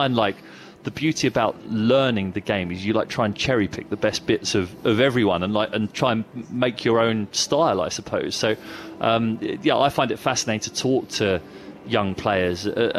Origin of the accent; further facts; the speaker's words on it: England, United Kingdom; I had a slight mild fake Cockney twang, and I said … from England